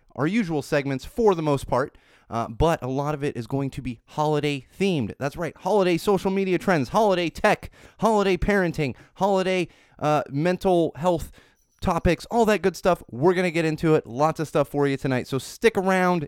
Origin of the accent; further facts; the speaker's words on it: Poway, California, United States; also born or lived in Miami, Florida; I grew up in Poway, California, which is technically not San Diego, but you tell, yeah, I grew up in San Diego